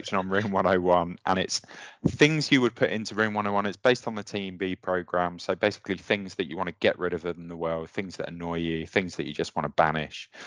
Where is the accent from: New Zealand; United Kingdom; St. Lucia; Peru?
United Kingdom; Luton, East of England; moved away as an adult; also born or lived in London / Hull; now in England; I'm from down south, obviously. I grew up in Luton and Dunstable and worked in London